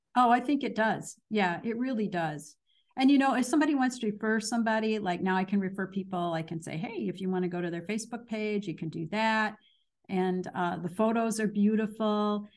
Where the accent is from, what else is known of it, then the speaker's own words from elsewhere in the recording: Danville, Illinois, United States; moved away as an adult; also born or lived in Chicago, Illinois; now in US South; I am from Danville, Illinois